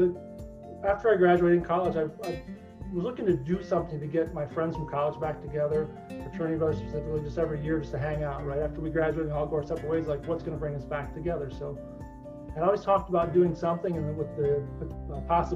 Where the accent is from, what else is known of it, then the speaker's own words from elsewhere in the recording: Northwest Ohio, United States; now in Columbus, United States; I grew up in Northwest Ohio, and very involved in the community